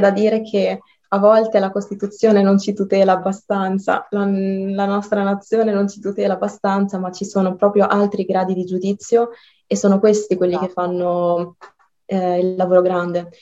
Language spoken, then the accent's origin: Italian; Italy; io sono originaria dal Marocco però sono nata e cresciuta qua